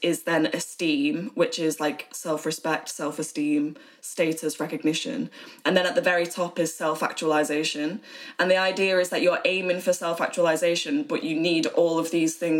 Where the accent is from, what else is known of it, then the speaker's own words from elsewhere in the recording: Oldham, North West England, United Kingdom; now in London, United Kingdom; I'm from Manchester. I'm from a place called Oldham.